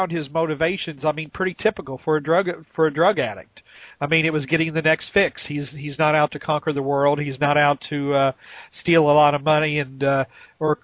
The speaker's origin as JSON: {"language": "English", "region": "Texas", "country": "United States", "tie": "born or raised there", "said": "My hometown in Texas is the meth capital"}